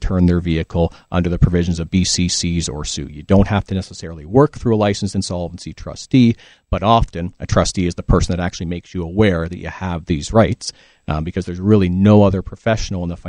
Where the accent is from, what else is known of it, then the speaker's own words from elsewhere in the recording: Ontario, Canada; now in British Columbia, Canada; So I'm originally from Ontario